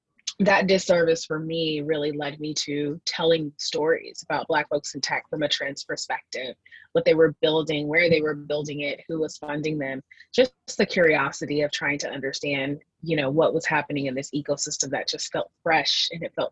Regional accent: Seattle, Washington, United States; growing up in Microsoft land

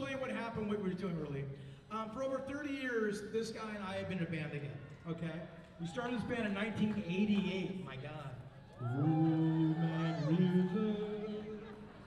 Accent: Newport Beach, California, United States; We grew up kind of together down in Orange County. He's from Laguna Beach, California. We're from Newport Beach, California.

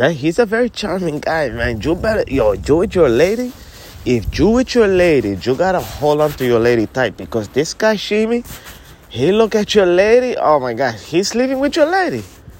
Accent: Princeton, New Jersey, United States; I told you from the very beginning, I'm from Princeton, okay? Yeah, Princeton, New Jersey.

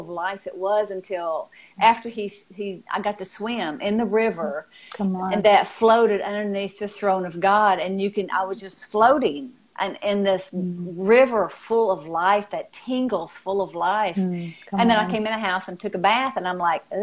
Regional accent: Arkansas, United States; I'm from Arkansas

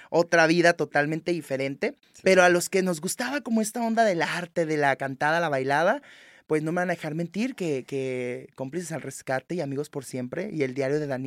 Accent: Tijuana, Baja California, Mexico; also born or lived in Los Angeles, United States; Soy de aquí, pues, o sea, aquí hice la primaria, el kinder, la secundaria

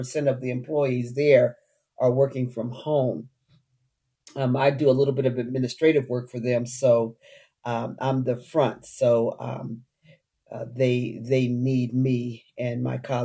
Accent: Utah, United States; moved away as an adult; also born or lived in Washington, D.C.; I uprooted myself from the Washington, D.C. area to come back to my hometown, Utah

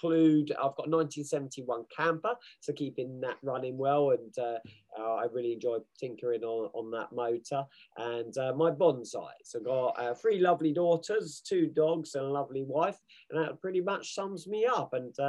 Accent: England, United Kingdom; I'm English, I'm British through and through

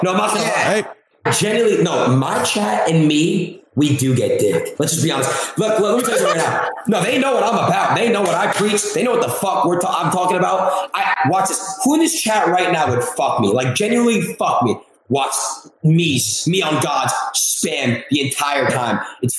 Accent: Florida, United States; Yes, we do. I'm from the East Coast. Yes, we do.

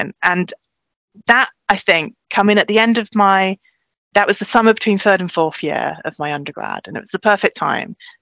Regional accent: South Wales, United Kingdom; moved away; I grew up in South Wales. I lived near Cardiff, went to school there

